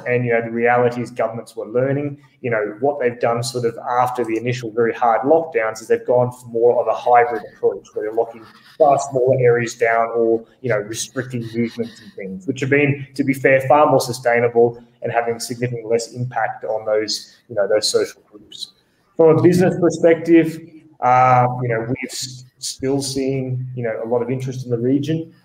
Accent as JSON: {"language": "English", "country": "Australia", "moved": "yes", "lives_now": "Bogota, Colombia", "said": "I'm actually Australian, uh, based here in Bogota, Colombia"}